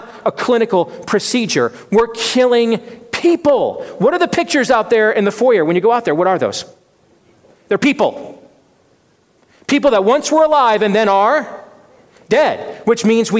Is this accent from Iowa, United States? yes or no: yes; Iowa, United States; Iowa, my home state